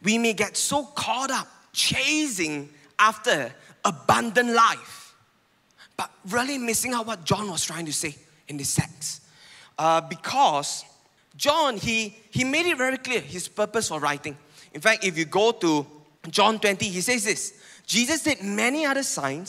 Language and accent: English; Penang, Malaysia; now in Puchong, Malaysia; I come from Penang.